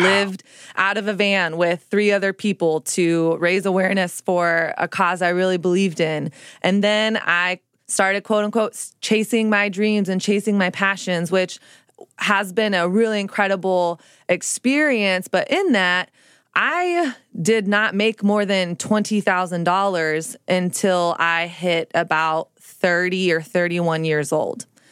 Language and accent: English; Dallas, Texas, United States; moved away as an adult; now in New York City, United States; growing up in Dallas